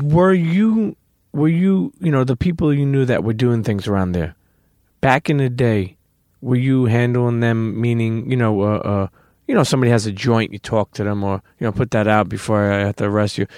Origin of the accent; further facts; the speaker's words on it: New York City, New York, United States; moved away as an adult; now in New Jersey, United States; I'm a Brooklyn kid, I grew up in Brooklyn